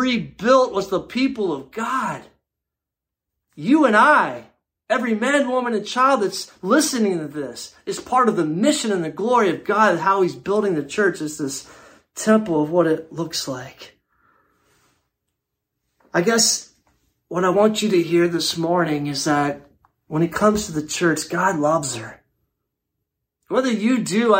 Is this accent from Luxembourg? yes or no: yes; Luxembourg; now in Canton, United States; I grew up in Luxembourg in a small little European country.